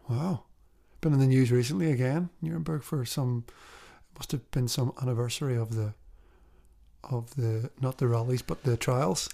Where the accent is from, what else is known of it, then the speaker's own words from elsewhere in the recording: Belfast, Northern Ireland, United Kingdom; I know what it was like growing up in Belfast